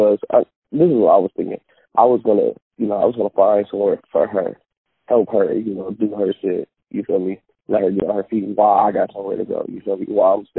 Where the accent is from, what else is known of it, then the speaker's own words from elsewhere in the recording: Bay Area, California, United States; moved away as an adult; now in Sacramento, United States; Right now I'm in Sacramento. I'm from the Bay Area.